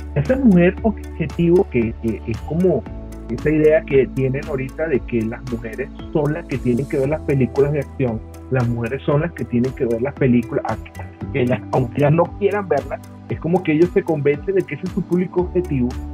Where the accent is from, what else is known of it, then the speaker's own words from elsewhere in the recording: Venezuela; Nosotros, por ejemplo, como venezolanos, siempre criticamos el cine venezolano